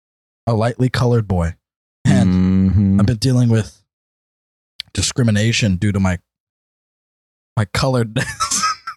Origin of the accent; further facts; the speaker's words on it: Forest Grove, Oregon, United States; I'm from here. I'm from Forest Grove. Like here, where we go to college